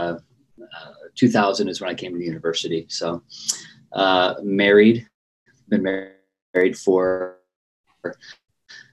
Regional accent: Dubuque, Iowa, United States; So I'm from Dubuque, Iowa. It's where I was born

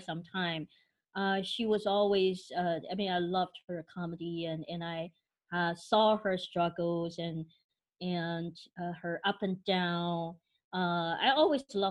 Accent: Taiwan; now in United States; I'm from Taiwan

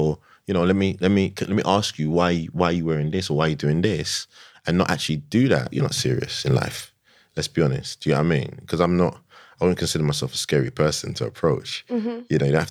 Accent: London, United Kingdom; I'm from Tottenham, innit?

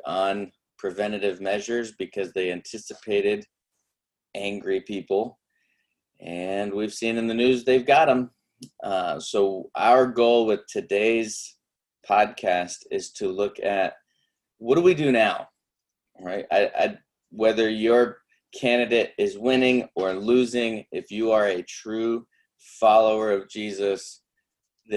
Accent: United States; I am unashamedly American

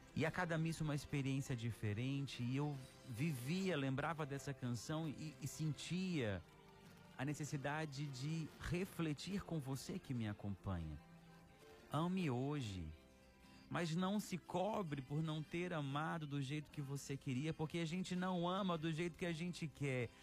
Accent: Araxá, Minas Gerais, Brazil; also born or lived in Ceará; now in Fortaleza, Brazil; na minha terra natal

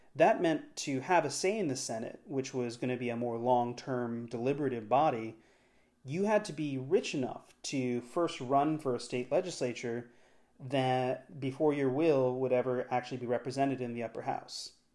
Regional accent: Washington, District of Columbia, United States; As an American growing up in Washington, D C

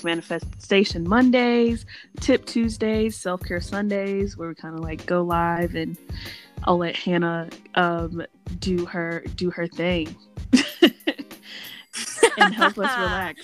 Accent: Roanoke, Virginia, United States; moved away as an adult; also born or lived in Kentucky; now in Louisiana, United States; I say I'm from Roanoke because that's where I lived the longest. That's where I went to high school. That's where I like grew up

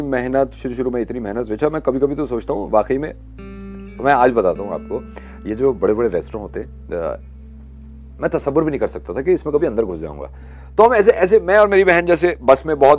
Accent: Faridabad, Haryana, India; born there; मेरी पैदाइश यहाँ फरीदाबाद हरियाणा में हुई थी

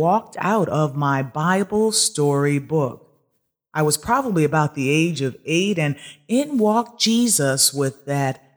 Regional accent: Norfolk, Connecticut, United States; We grew up in the Roman Catholic Church up in Norfolk, Connecticut, at a church called Immaculate Conception.

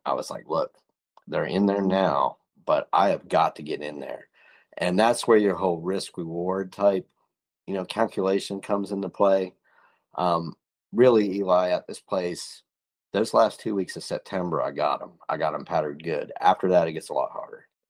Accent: Northwest Pennsylvania, United States; We grew up in Northwest Pennsylvania

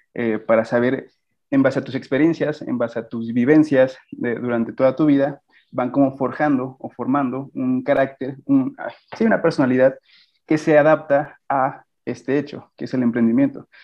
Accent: Guanajuato, Mexico; yo soy de de Guanajuato, radico actualmente aquí

